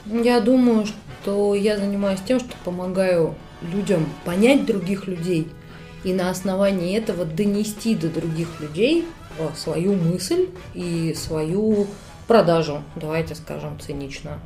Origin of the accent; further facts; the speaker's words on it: Moscow, Russia; Я из Москвы, мне 36